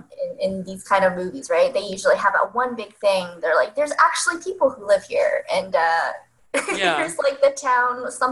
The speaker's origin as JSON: {"language": "English", "region": "Northern California", "country": "United States", "said": "I'm from Northern California"}